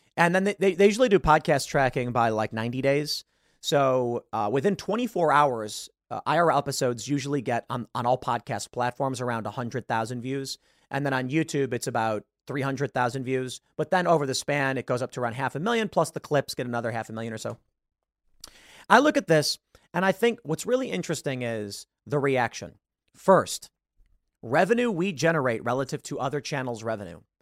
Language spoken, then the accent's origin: English; Chicago, Illinois, United States; I'm from Chicago. I have Chicago sensibilities